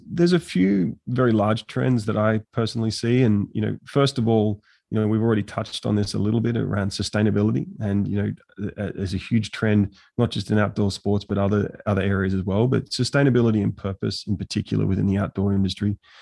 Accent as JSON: {"language": "English", "country": "Australia", "moved": "yes", "lives_now": "Abu Dhabi, United Arab Emirates", "said": "I'm from Australia"}